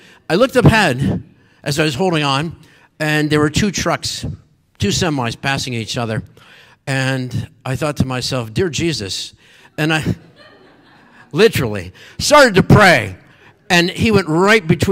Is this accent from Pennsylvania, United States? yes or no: yes; Meadville, Pennsylvania, United States; also born or lived in Erie, Pennsylvania; my hometown was in Meadville, was about 50 miles south of there.